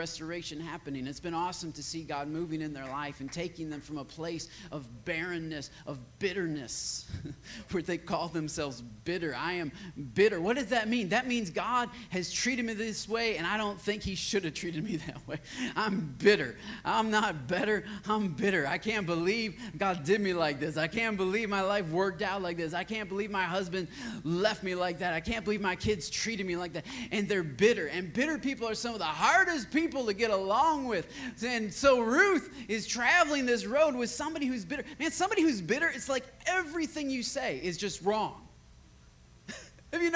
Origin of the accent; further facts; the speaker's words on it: Michigan, United States; also born or lived in West Virginia; now in Austin, United States; I had about 20 people back in my hometown of Michigan that wanted me to plant a church